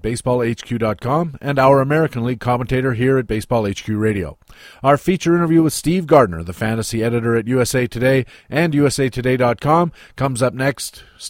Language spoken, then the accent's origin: English; Canada; As a Canadian